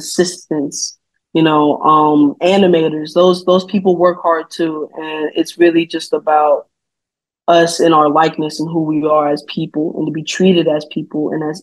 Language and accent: English; Atlanta, Georgia, United States; I'm born and raised in Atlanta, Georgia